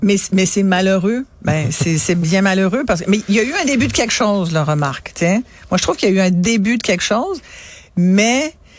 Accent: Mont-Saint-Hilaire, Quebec, Canada; also born or lived in France; Ils ont loué une terre chez un agriculteur euh, à, à Saint-Hilaire, au pied du mont Saint-Hilaire

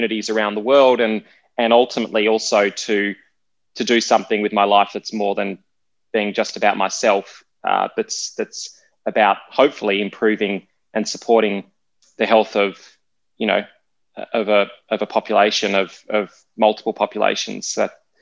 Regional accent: Australia; growing up in Australia

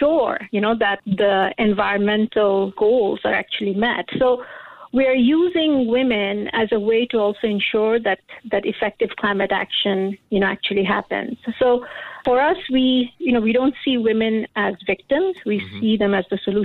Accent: Bangladesh; now in Singapore; I'm originally from Bangladesh

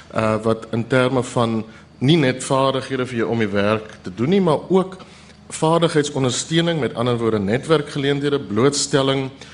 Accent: South Africa

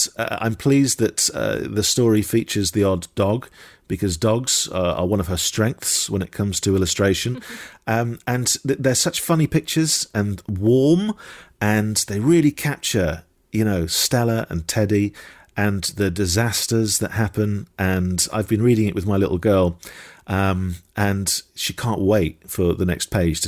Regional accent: Dundee, Scotland, United Kingdom; I was born in Dundee. I am Scottish, and the Braeburn is one of our finest apples.

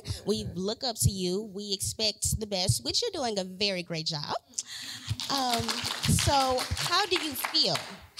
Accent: Bernice, Louisiana, United States; I am a freshman, and I am from Bernice, Louisiana.

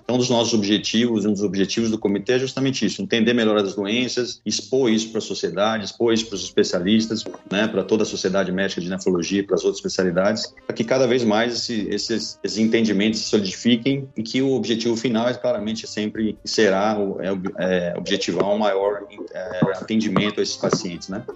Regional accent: São Paulo, Brazil; now in Feira de Santana, Brazil; eu moro aqui na Bahia, sou, sou, sou paulista, mas estou aqui em Feira de Santana.

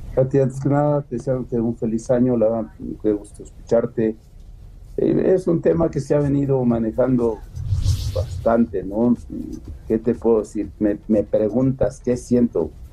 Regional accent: Mexico; soy mexicano

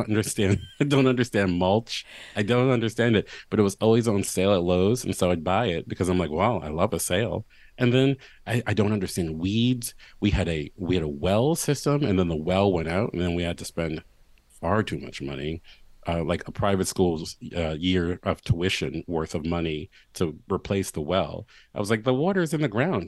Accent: Baltimore, Maryland, United States; moved away as an adult; my hometown

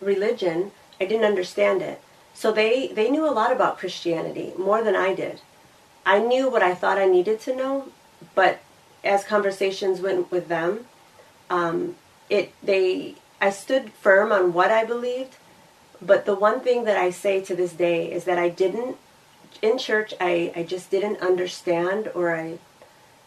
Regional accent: Michigan, United States; I grew up in Michigan

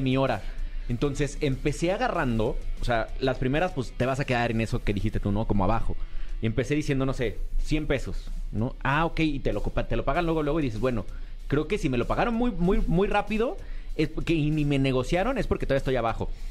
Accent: Mexico; Como buen mexicano

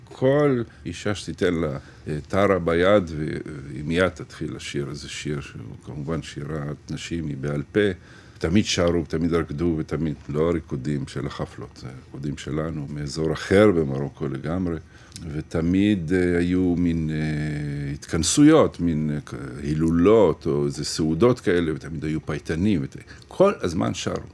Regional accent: Ashdod, Southern District, Israel; now in Sderot, Israel; אני אשדודי שגר בשדרות

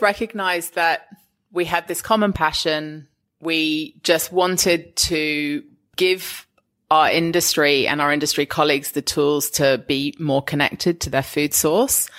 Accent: England, United Kingdom; now in Australia; I'm English

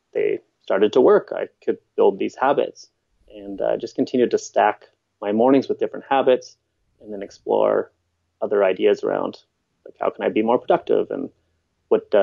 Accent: Winnipeg, Manitoba, Canada; now in British Columbia, Canada; I'm not from here. I'm from Winnipeg, which is the middle of the country.

